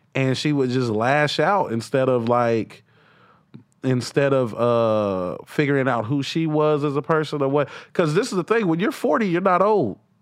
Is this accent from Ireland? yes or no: no; the South, United States; I'm from the South.